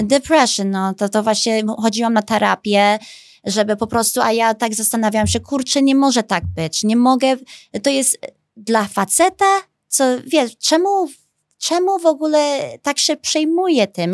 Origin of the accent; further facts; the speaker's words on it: Chicago, Illinois, United States; accent: American; Polish is a second language; now in Poland; jestem amerykańska, bo się urodziłam w Chicago